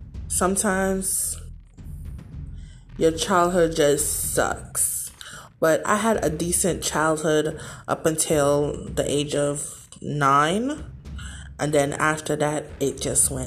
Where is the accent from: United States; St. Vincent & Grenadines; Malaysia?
St. Vincent & Grenadines; I was born and raised in the Caribbean on the island of St. Vincent and the Grenadines